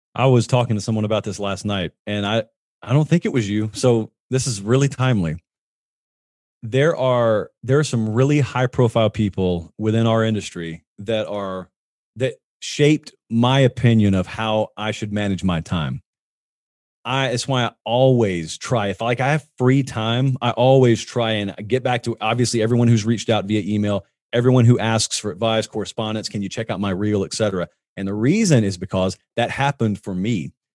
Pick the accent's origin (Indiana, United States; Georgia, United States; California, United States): Georgia, United States; Columbus; moved away; I grew up down in Columbus